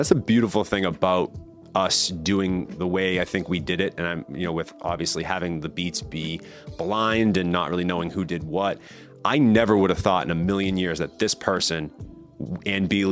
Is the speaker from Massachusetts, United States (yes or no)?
yes; Danvers, Massachusetts, United States; my hometown of Danvers, Massachusetts